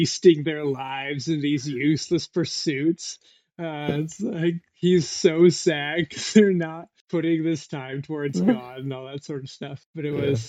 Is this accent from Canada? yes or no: yes; Canada; I'm Canadian